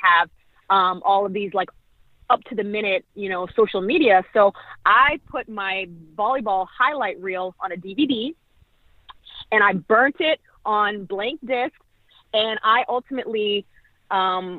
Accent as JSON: {"language": "English", "town": "Toronto", "region": "Ontario", "country": "Canada", "tie": "born or raised there", "also_born_or_lived": "Grambling, Louisiana / Manila, Philippines", "moved": "as an adult", "said": "growing up in Toronto, Canada, during my high school years"}